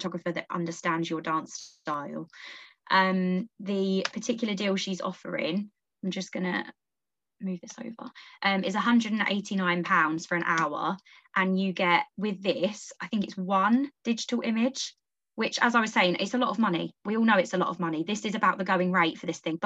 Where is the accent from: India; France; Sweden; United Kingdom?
United Kingdom; Essex, East of England; I'm from Essex.